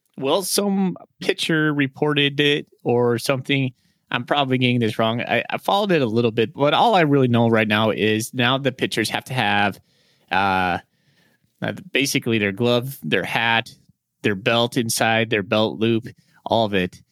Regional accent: Great Falls, Montana, United States; now in Spokane, United States; I grew up in Great Falls, Montana

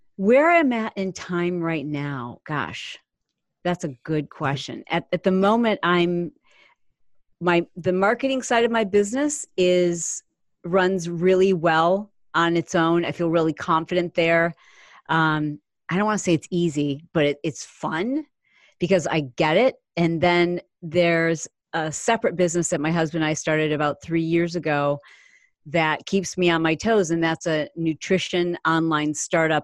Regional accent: Michigan, United States; We grew up in the Midwest. I grew up in Michigan

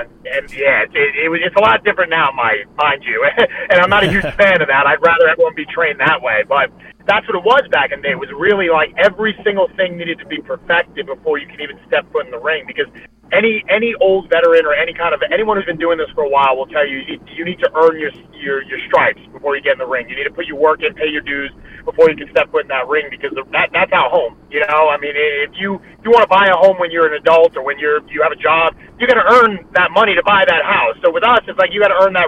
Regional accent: New York City, New York, United States; I'm from Brooklyn, New York.

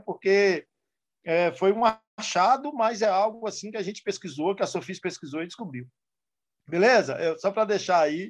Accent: interior of Bahia, Brazil; moved away; Eu morava no interior da Bahia

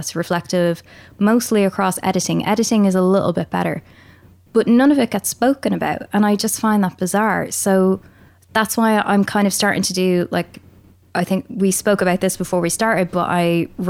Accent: Pakistan; I was so racially bullied as a kid because I was different, because I was from Pakistan.

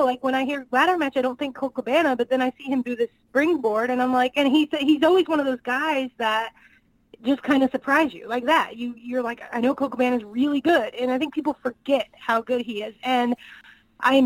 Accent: Northwest Indiana, United States; now in Kansas City, United States; I'm originally from Northwest Indiana

